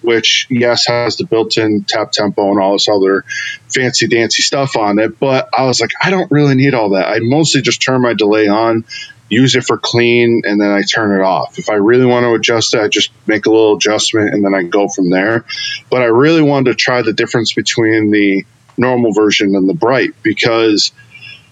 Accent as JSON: {"language": "English", "region": "Western Massachusetts", "country": "United States", "said": "I'm from Western Mass, the 413 area code"}